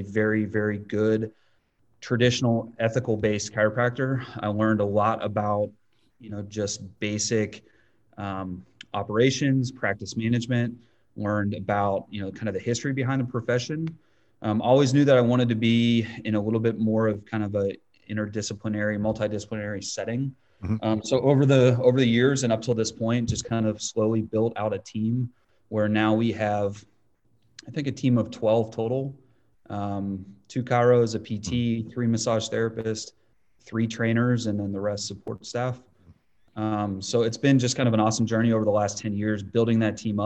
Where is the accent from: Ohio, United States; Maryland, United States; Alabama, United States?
Ohio, United States; Northeast; I grew up in Ohio, Northeast Ohio.